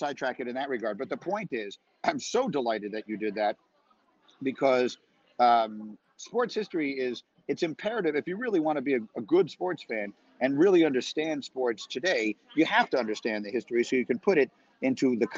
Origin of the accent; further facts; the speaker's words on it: New York City, New York, United States; I grew up in New York City